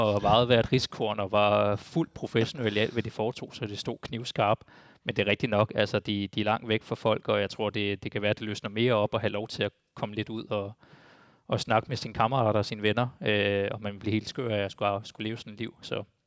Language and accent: Danish; Denmark; jeg er jo også dansker